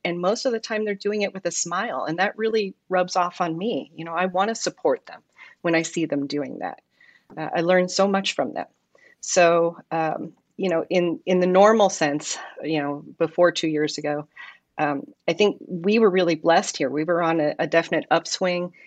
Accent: New York City, New York, United States; moved away as an adult; now in Simi Valley, United States; I'm not a California native. I come from New York City originally. I moved to Simi Valley when I was twenty

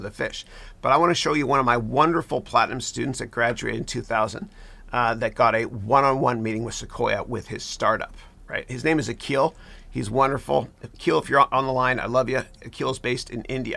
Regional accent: Mississauga, Ontario, Canada; That's where I'm from. I'm a 905er. I grew up in Mississauga

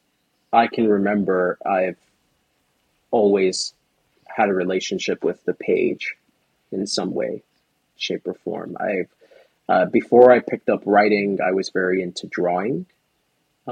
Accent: New York City, New York, United States; I come from the Bronx in New York. And it's an area of New York that, while I was growing up, was very friendly for me and friendly to me

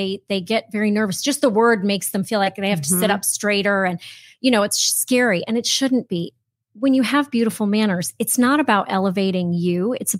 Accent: Vermont, United States; I grew up in southern Vermont. My parents were in the ski business, actually.

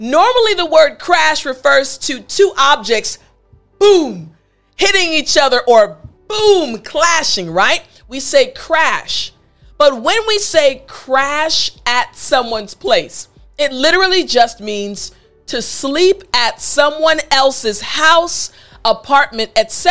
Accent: United States; we as Americans

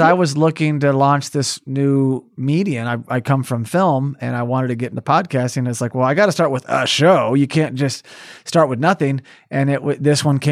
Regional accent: Oklahoma, United States; also born or lived in California; now in New England, United States; I grew up in Oklahoma and I chose California for almost 17 years. And now I'm choosing New England

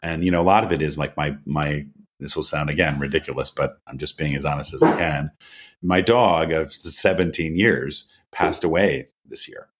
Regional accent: United States; moved away as an adult; also born or lived in Philadelphia / San Francisco / New York; I grew up sailing on the Chesapeake Bay with my dad

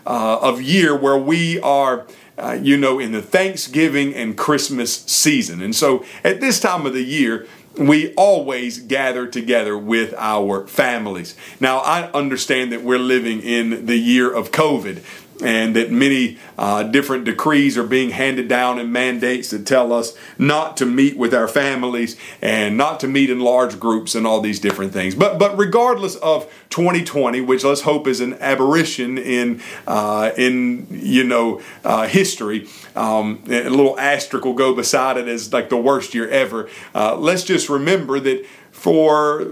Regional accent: York, South Carolina, United States; I grew up in York, South Carolina, just about 3 or 4 hours from Gainesville, Georgia

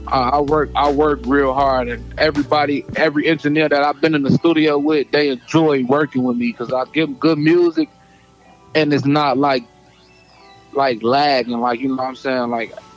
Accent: Harvey, Illinois, United States; I'm from the Midwest. I'm from Harvey, Illinois, not the country.

